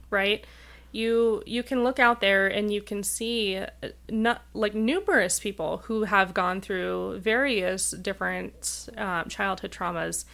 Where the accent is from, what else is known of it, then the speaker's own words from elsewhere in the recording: Rapid City, South Dakota, United States; moved away as an adult; now in Denver, United States; I grew up in tiny town, Rapid City, South Dakota